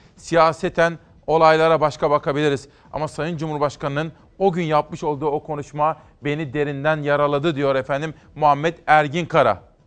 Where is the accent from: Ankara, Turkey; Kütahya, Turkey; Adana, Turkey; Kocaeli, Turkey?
Kütahya, Turkey; Kütahya, benim memleketim.